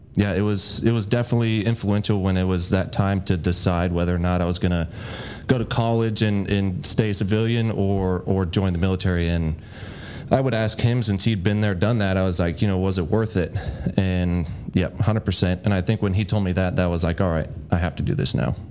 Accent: Bellevue, Nebraska, United States; I was born in Bellevue, Nebraska

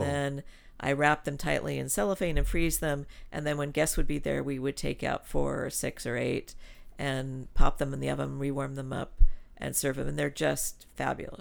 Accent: Los Angeles, California, United States; also born or lived in Switzerland; when I was growing up in California

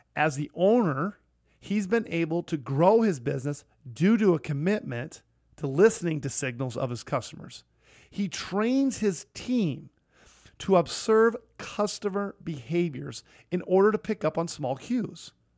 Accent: Sioux Falls, South Dakota, United States; here in my hometown.

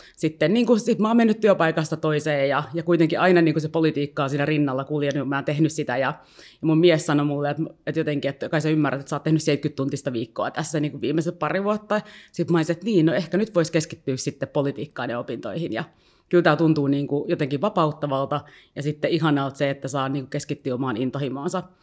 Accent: Helsinki, Uusimaa, Finland; tämä on kuitenkin niin kuin mun kotikaupunki, ja tiedätkö, jotenkin mä niin kuin identifioidun niin vahvasti helsinkiläiseksi

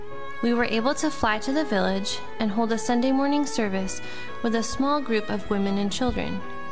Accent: upstate New York, United States; moved away as an adult; also born or lived in Greenville, South Carolina; We both attended the same small church in a farming community in upstate New York

